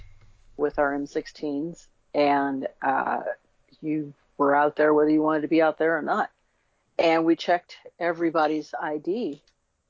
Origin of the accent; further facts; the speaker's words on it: Chicago, Illinois, United States; I was born in Chicago